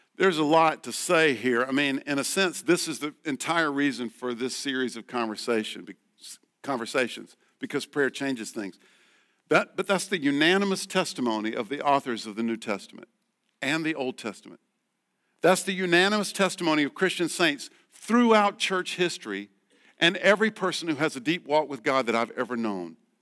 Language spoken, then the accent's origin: English; the Carolinas, United States; also born or lived in Boston; now in Northern Virginia, United States; We're from the Carolinas